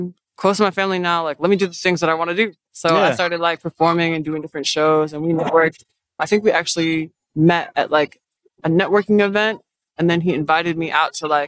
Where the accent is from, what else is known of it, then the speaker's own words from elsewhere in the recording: New Jersey, United States; also born or lived in Boston, Massachusetts; now in Charlotte, United States; I grew up in New Jersey